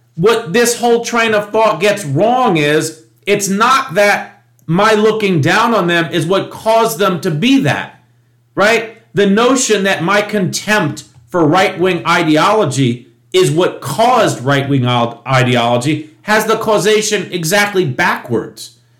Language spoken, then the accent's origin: English; New York, United States; When I was growing up in New York